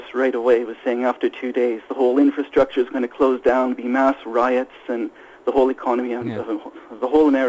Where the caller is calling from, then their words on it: Sweden; I'm calling from Sweden.